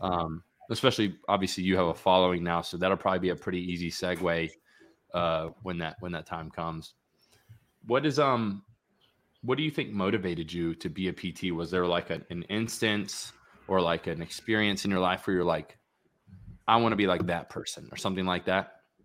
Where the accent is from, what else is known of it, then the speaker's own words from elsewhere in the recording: Florida, United States; home base for me is Jacksonville Beach, mm-hmm. and I'm born and raised in Florida